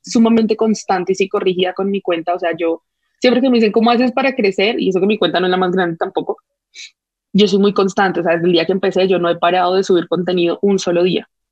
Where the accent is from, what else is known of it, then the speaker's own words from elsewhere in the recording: Colombia; mi típica como colombiana